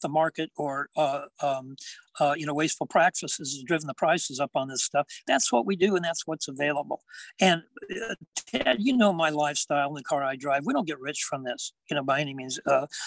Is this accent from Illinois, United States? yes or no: no; hometown about 20 miles from Visalia, California, United States; I commuted from my hometown to College of Sequoias in Visalia, and it was like 20-mile drive